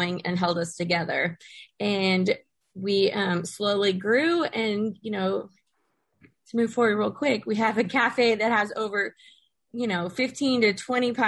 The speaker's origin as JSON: {"language": "English", "town": "Katy", "region": "Texas", "country": "United States", "tie": "born or raised there", "said": "I grew up in Katy, Texas"}